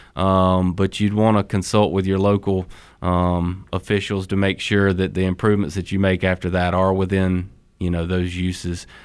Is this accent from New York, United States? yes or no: no; Sanford, North Carolina, United States; also born or lived in Colorado; originally I'm from Sanford